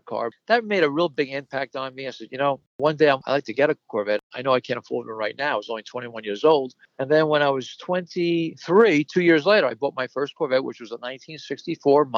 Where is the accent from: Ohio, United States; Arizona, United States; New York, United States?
New York, United States; New York City; now in Valley Stream, United States; I was born and raised in the Bronx, and I moved to Long Island in 1959